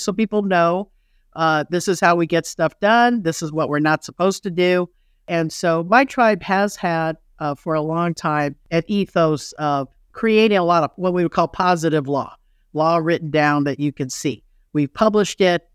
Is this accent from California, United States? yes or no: yes; Los Angeles, California, United States; moved away as an adult; also born or lived in Kansas / Chicago / Colorado; I grew up in Los Angeles